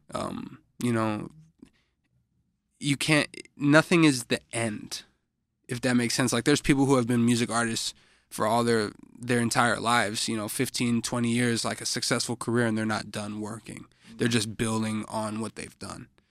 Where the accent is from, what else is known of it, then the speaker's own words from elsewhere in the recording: Chicago, Illinois, United States; I'm a artist from Chicago